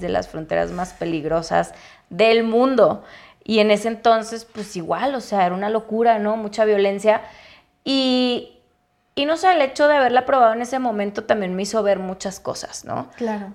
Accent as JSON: {"language": "Spanish", "region": "Chihuahua", "country": "Mexico", "also_born_or_lived": "Ciudad Juárez", "said": "Yo soy de Chihuahua"}